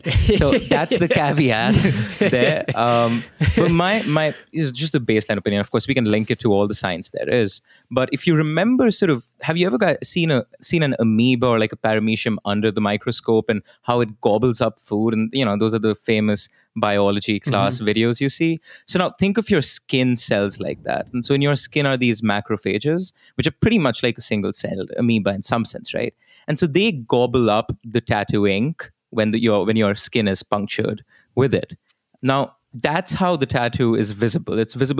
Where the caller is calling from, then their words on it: Delhi, India; So I will say this, you know, I'm recording this from Delhi.